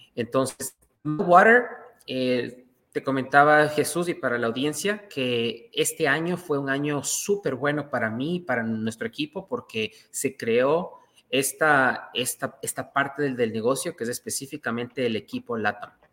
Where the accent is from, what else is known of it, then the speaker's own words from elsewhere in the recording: Ecuador; now in Toronto, Canada; Yo soy ecuatoriano